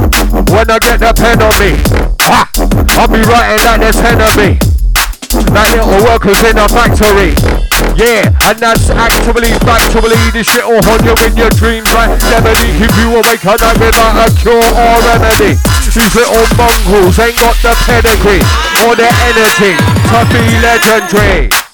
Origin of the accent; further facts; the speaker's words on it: London, United Kingdom; moved away as an adult; now in Leeds, United Kingdom; I was born and raised in South London for 36 years.